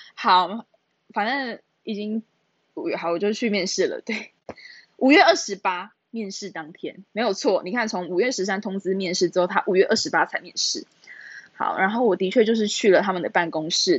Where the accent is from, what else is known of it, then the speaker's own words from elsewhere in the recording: Taichung, Taiwan; also born or lived in Taipei; 我都在台北读书，可是我是台中人，对，然后我就回台中